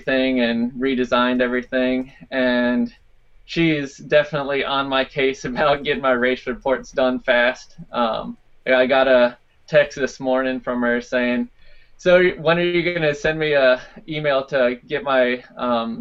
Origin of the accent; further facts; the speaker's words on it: Virginia, United States; that's where I grew up in Virginia.